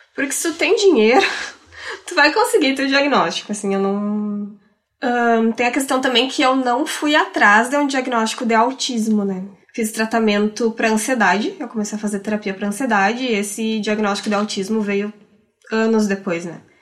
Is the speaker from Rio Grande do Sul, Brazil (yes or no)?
yes; Rio Grande do Sul, Brazil; accent: gaúcho, western border family accent; Quem é gaúcho também consegue reconhecer meu sotaque e, e sabe de qual região do estado que eu sou